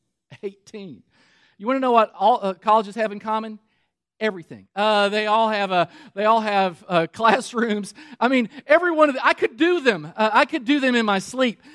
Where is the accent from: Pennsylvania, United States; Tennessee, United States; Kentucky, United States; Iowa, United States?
Kentucky, United States; moved away; also born or lived in Michigan; Now, we were living in Michigan at the time. I'm from Kentucky.